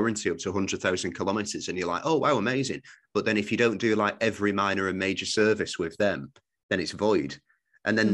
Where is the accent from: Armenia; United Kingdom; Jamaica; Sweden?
United Kingdom; I'm British